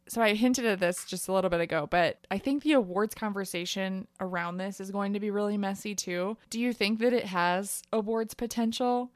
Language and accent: English; Ohio, United States; we're both from Ohio